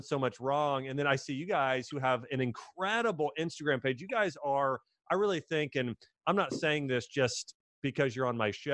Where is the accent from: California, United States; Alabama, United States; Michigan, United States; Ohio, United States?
Ohio, United States; Dayton; I'm from Dayton, Ohio.